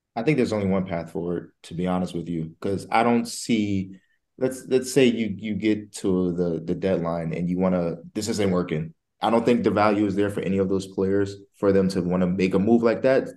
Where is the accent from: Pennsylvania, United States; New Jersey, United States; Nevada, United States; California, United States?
New Jersey, United States; I'm from Jersey